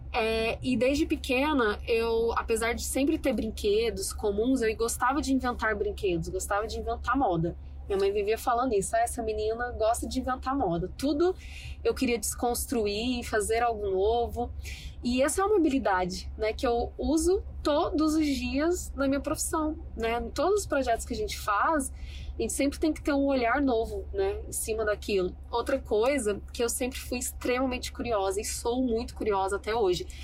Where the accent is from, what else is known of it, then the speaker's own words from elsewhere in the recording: Goiânia, Goiás, Brazil; now in Cabo Frio, Brazil; Quando eu sou de Goiânia e quando eu decidi vir para Cabo Frio e fazer faculdade aqui, ninguém entendeu nada.